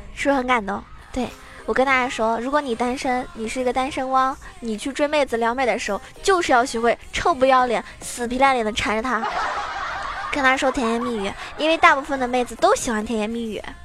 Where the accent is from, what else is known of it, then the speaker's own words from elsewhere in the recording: Zhejiang, China; 我是浙江人